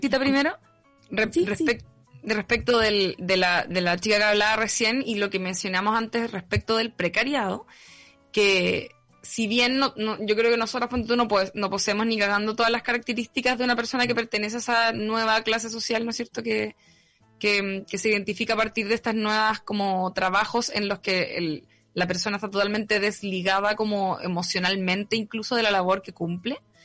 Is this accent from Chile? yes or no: yes; Rancagua, O'Higgins, Chile; now in Santiago, Chile; yo soy de Rancagua, que queda al lado